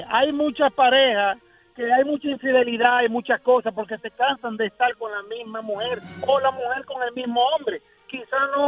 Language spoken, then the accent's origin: Spanish; Dominican Republic; now in New York, United States; Dominicano, pero vivo aquí, en Dykeman. aquí en Nueva York.